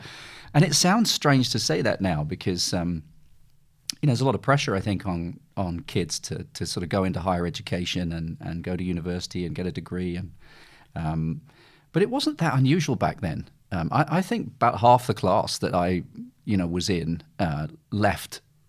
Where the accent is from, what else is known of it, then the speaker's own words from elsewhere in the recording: Beaconsfield, South East England, United Kingdom; Oh, well, I'm actually from Beaconsfield in Buckinghamshire, not far away from where we are today. That's where I grew up.